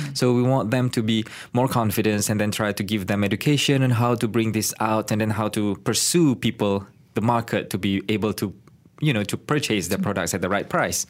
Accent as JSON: {"language": "English", "region": "Kelantan", "country": "Malaysia", "tie": "born or raised there", "also_born_or_lived": "Kuala Lumpur, Malaysia", "moved": "as an adult", "said": "I'm from Kelantan, but I go back to I went back to my hometown"}